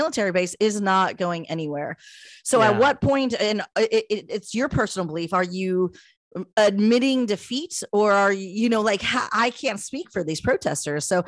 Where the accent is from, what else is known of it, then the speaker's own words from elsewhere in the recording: United States; now in South Korea; as an American